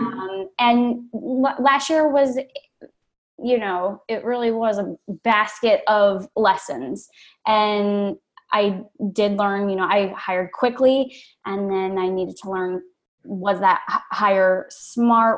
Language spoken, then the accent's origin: English; Maryland, United States; moved away as an adult; also born or lived in Chicago / Brooklyn, New York, United States; I'm originally from Maryland